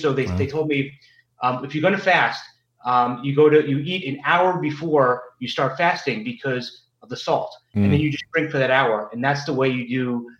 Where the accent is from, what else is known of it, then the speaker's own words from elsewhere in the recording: New York City, New York, United States; moved away as an adult; now in Washington, D.C., United States; coming from New York City, growing up in New York City, went to private school, then went to college, law school in New York.